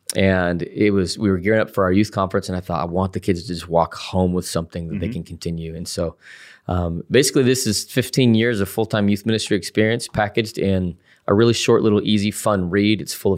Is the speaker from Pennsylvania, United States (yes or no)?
no; Salt Lake City, Utah, United States; Salt Lake City, Utah.